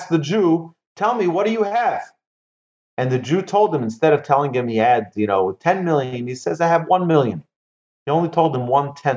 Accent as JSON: {"language": "English", "town": "Monsey", "region": "New York", "country": "United States", "tie": "born or raised there", "said": "my house where I grew up in Muncie"}